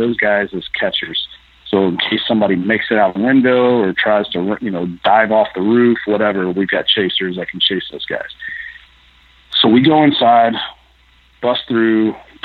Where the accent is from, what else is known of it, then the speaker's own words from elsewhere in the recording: Lexington, Kentucky, United States; moved away as an adult; now in Iowa, United States; Where I grew up in Lexington, Jesmond County area